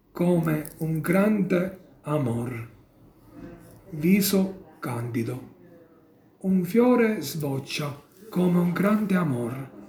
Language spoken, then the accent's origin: Italian; Casteltermini, Sicily, Italy; now in Turin, Italy; Io sono della provincia di Agrigento, Casteltermini.